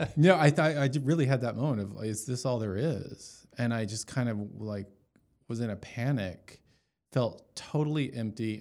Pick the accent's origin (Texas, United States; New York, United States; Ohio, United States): Texas, United States; Dallas; moved away as an adult; now in Los Angeles, United States; I was born and raised in Dallas, went to Jesuit, you know, schools, Jesuit high school